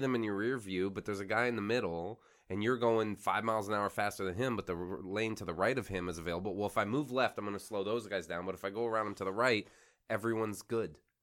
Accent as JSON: {"language": "English", "region": "Florida Keys", "country": "United States", "tie": "born or raised there", "said": "I grew up in the Florida Keys."}